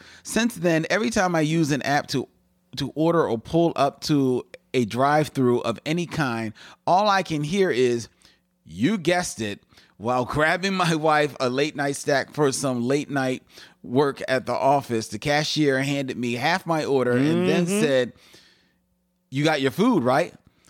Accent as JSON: {"language": "English", "region": "the Carolinas", "country": "United States", "tie": "born or raised there", "said": "I grew up in Coastal Carolina, and my favorite ice cream was fresh peach ice cream from the Inland Orchid roadside stands."}